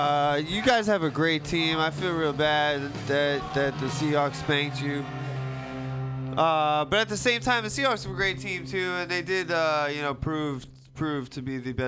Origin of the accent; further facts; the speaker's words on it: New York, United States; now in San Francisco, United States; I'm from New York